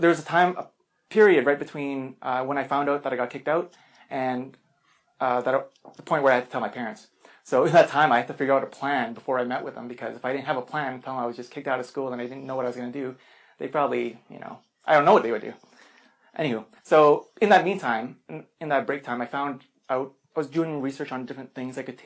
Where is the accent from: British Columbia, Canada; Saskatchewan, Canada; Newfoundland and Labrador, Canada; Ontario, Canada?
Saskatchewan, Canada; Regina; also born or lived in Philippines; I'm from Regina originally